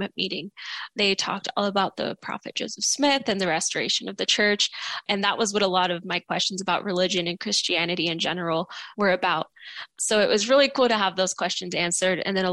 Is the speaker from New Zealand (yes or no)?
no; Mexico; my family and I were all Catholic. We're from Mexico